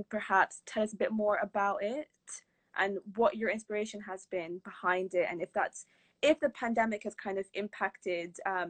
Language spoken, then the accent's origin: English; India; being an Indian